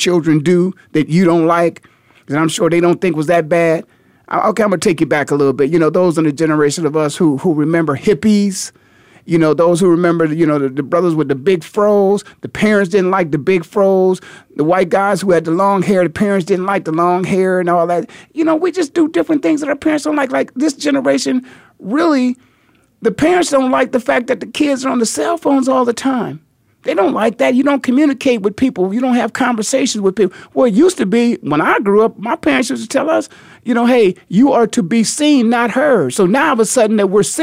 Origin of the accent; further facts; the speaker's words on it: Canton, Ohio, United States; born and raised in Canton, Ohio, the Hall of Fame city